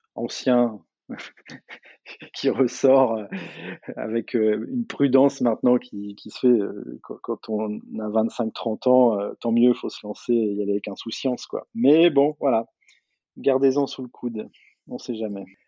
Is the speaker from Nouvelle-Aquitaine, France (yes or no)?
no; Normandy, France; je suis normand.